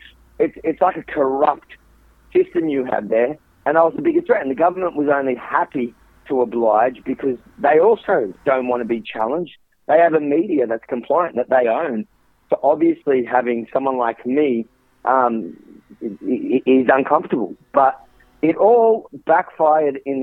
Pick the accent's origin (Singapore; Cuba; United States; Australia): Australia; as an Australian